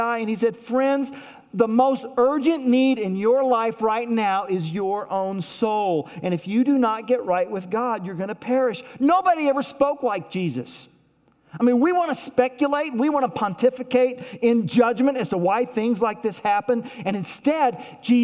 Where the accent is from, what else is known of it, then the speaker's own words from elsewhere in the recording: Tulsa, Oklahoma, United States; moved away; I grew up in Tulsa, Oklahoma, and years ago, the church that I used to attend there